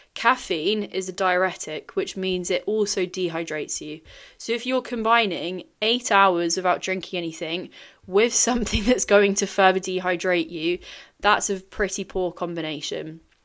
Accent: Singapore; I grew up in Singapore

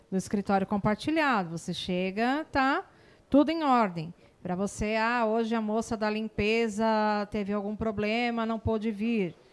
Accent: São Paulo, Brazil; now in Barueri, Brazil; eu é, não sou aqui de Alphaville, eu sou de São Paulo.

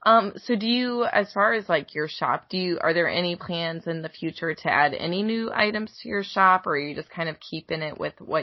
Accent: Goshen, Indiana, United States; also born or lived in Noblesville/Carmel, Indiana; now in Indianapolis area, United States; I'm from Goshen.

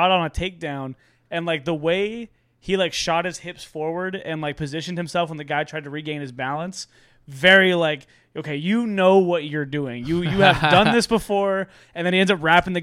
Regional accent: San Diego, California, United States; That was the first time when I really realized that, like, San Diego was a cool place. Like, because for us, like, that, like, for me, this is home. Like, I grew up here

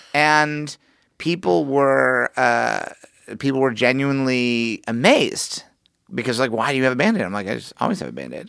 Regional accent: Missouri, United States; I'm from Missouri

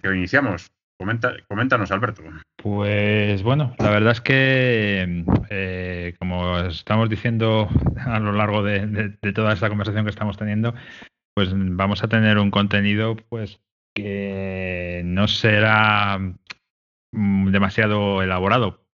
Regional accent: Madrid, Community of Madrid, Spain; yo soy de Madrid, ¿eh? de Madrid capital

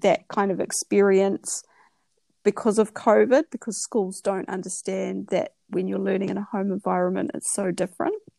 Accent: New Zealand; moved away as an adult; also born or lived in Australia; now in Vietnam; we're from New Zealand. My children are ages 13, 11.

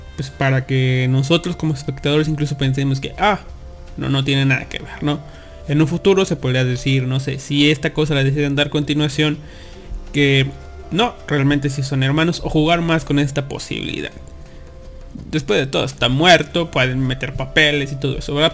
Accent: Mexico; somos de México

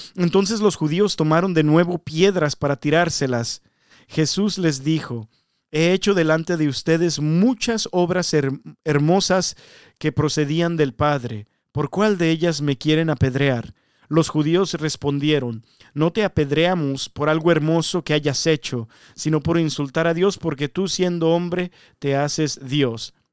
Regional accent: Mexico; now in United States; yo soy mexicano

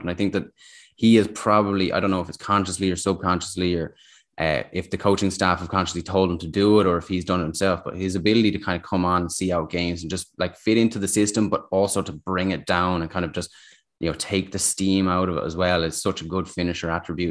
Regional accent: England, United Kingdom; I'm English

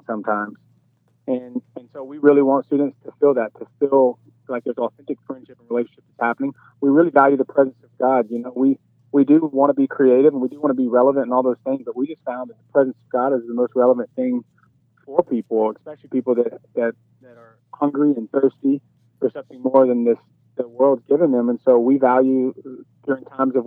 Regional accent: Baton Rouge, Louisiana, United States; accent: dirty South twang; moved away; I grew up in Baton Rouge, Louisiana, right outside of New Orleans

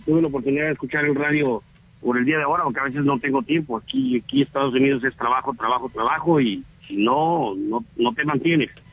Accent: Jalapa, Guatemala; Soy, de Jalapa, soy nacido en Jalapa.

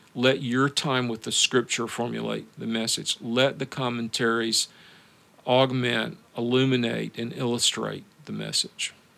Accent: the American South, United States; moved away as an adult; also born or lived in Moscow, Russia; now in Memphis, United States; I'm a southerner

